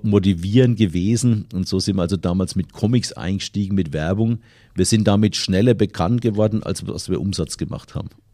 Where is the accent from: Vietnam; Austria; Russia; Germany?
Germany; Lower Franconia, Bavaria; hier bei uns in Unterfranken